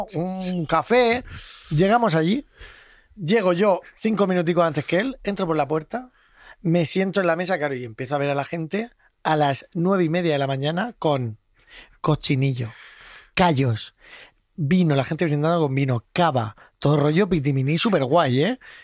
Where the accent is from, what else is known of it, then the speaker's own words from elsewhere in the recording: Region of Murcia, Spain; Hoy estoy muy murcianico yo